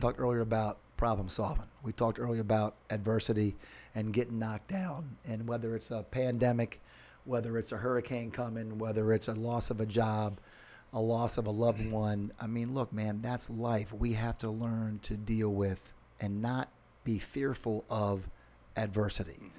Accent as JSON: {"language": "English", "town": "Annapolis", "region": "Maryland", "country": "United States", "tie": "born or raised there", "moved": "yes", "lives_now": "Naples, United States", "said": "I'm born and raised in Annapolis, Maryland, sailboat capital of the world, and a Navy town."}